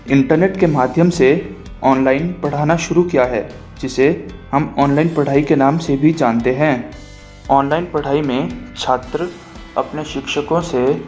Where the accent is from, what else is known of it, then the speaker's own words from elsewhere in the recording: Bral village, Rohru, Himachal Pradesh, India; also born or lived in Shimla; मैं रोडूब में स्थित एक गांव ब्राल का रहने वाला हूं।